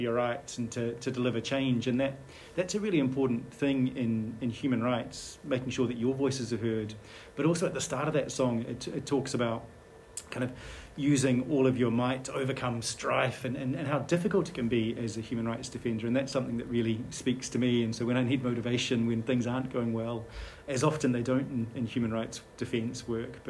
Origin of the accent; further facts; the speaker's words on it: New Zealand; moved away as an adult; now in Scotland, United Kingdom; I grew up in New Zealand